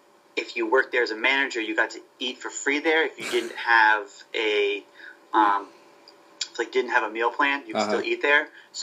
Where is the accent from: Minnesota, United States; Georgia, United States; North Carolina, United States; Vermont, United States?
Vermont, United States; moved away as an adult; also born or lived in Ithaca, New York / Worcester, Massachusetts; I'm originally from Vermont and lived about 30 minutes from Dartmouth College